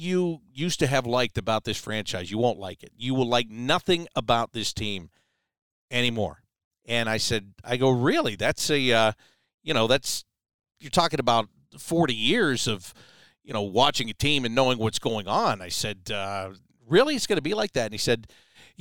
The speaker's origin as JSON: {"language": "English", "town": "Pittsburgh", "region": "Pennsylvania", "country": "United States", "tie": "born or raised there", "also_born_or_lived": "Syracuse", "moved": "as an adult", "lives_now": "Columbus, United States"}